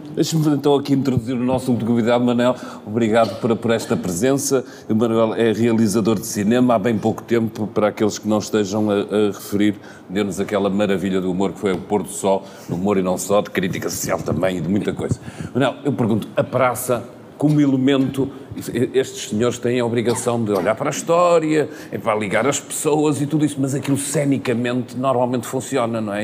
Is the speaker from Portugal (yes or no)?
yes; Porto, Norte, Portugal; eu sou do Porto e por isso a gente costuma dizer lá no Terreiro do Passo